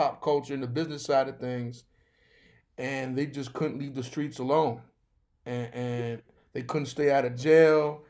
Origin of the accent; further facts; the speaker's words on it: New York City, New York, United States; me growing up in Flatbush, growing up in Brooklyn